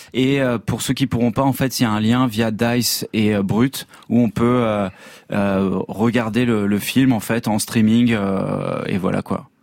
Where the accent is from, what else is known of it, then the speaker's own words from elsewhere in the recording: France; comme on est français